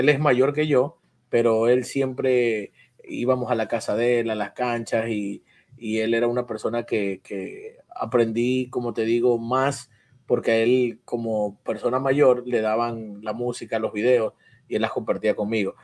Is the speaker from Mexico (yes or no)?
no; Guayaquil, Guayas, Ecuador; now in New York, United States; yo salí de Mapasingue de muy niño y, y fui a Sauces